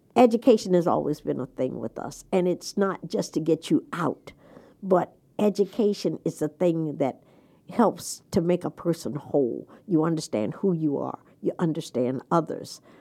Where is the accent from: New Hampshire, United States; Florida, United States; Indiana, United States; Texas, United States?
Florida, United States; Jacksonville; moved away as an adult; now in Delaware, United States; I grew up in Jacksonville, Florida